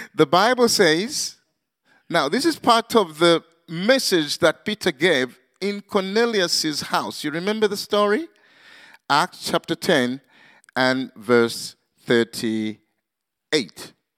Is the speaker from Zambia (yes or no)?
yes; Zambia; also born or lived in Manchester, United Kingdom; Zambia, uh, uh, my home country